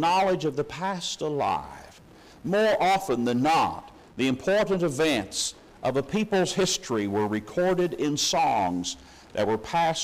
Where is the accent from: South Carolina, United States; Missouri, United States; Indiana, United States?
Missouri, United States; moved away; when I was growing up in Missouri